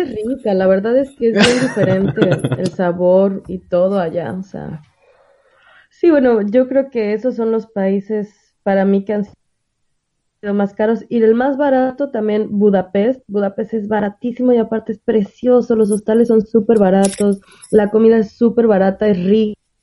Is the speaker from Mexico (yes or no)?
yes; Mexico; moved away; en mi país